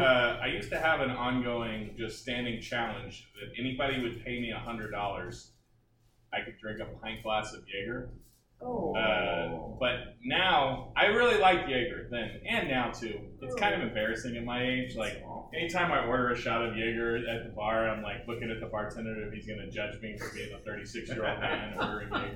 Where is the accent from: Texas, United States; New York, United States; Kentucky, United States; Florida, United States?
Texas, United States; Round Rock; also born or lived in Austin, Texas; I was born in Austin and I had a short 12-year sabbatical in Round Rock.